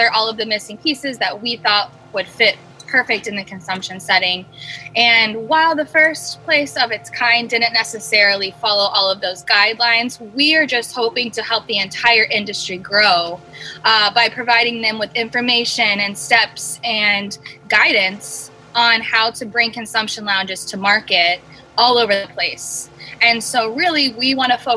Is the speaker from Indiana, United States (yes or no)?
no; Ohio, United States; moved away as an adult; now in Los Angeles, United States; I'm originally from Ohio. I actually moved to LA about 6 years ago